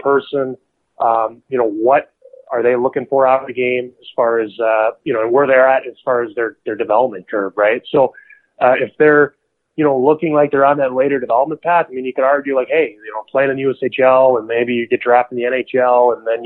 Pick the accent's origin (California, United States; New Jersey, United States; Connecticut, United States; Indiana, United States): New Jersey, United States; I'm from New Jersey